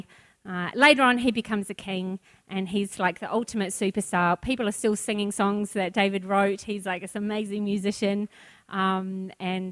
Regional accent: New Zealand; now in Australia; I'm a Kiwi

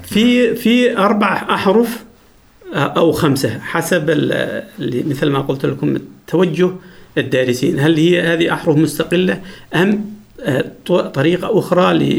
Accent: Dhofar, Oman; first language Jibbali; Arabic is a second language; لغتنا الأصلية

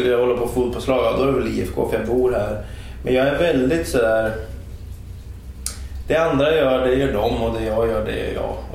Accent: Hållnäs, Uppsala County, Sweden; moved away; ja men där kommer jag ifrån. Ja. Så kan man säga. Men, men då är eh, vi lite... Hållnäs kan man säga. Hållnäs. Jag brukar säga Hållnäs.

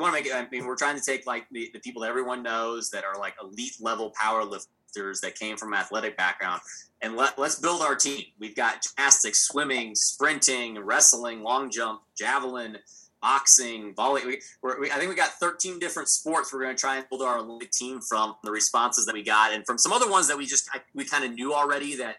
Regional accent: Texas, United States; I'm from Texas

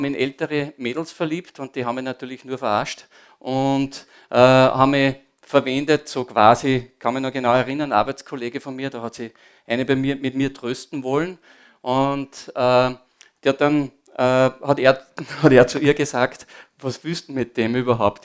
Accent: Upper Austria, Austria; also born or lived in Linz; ich bin am Land aufgewachsen

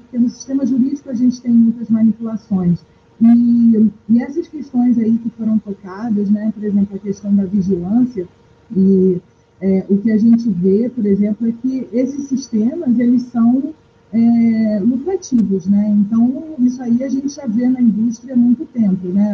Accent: Amazon, Brazil; eu sou da Amazônia

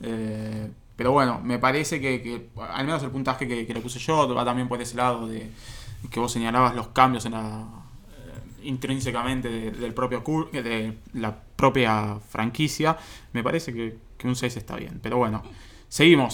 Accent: Argentina; nosotros argentinos.

